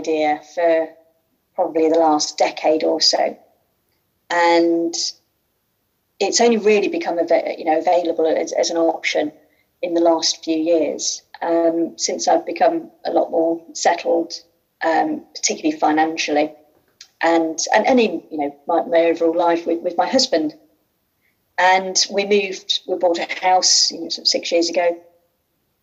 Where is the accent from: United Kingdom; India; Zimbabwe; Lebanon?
United Kingdom; Midlands; accent: Midlands; you'll tell by my accent, I'm also from the Midlands